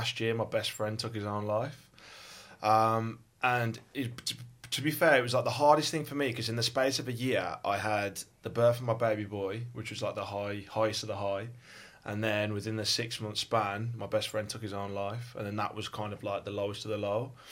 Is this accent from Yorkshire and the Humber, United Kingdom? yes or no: no; West Midlands, United Kingdom; accent: Birmingham; also born or lived in West Bromwich / Birmingham; as you can tell from my accent, I'm from Birmingham. Well, actually, I was born in West Brom, then I kind of moved around like the West Midlands a little bit